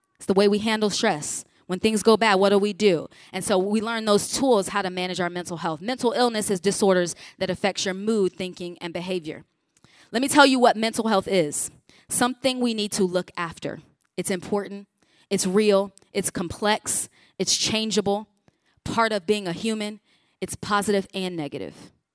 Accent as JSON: {"language": "English", "town": "Chicago", "region": "Illinois", "country": "United States", "tie": "born or raised there", "said": "I grew up in the Chicago region"}